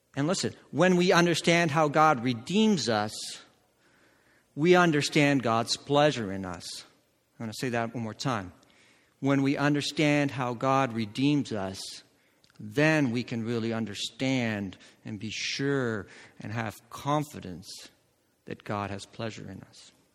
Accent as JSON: {"language": "English", "country": "Netherlands", "tie": "born or raised there", "said": "I grew up in Holland"}